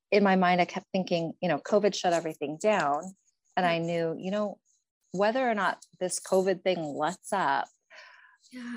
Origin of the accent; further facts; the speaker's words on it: Pennsylvania, United States; moved away as an adult; now in Spokane, United States; I'm originally from Pennsylvania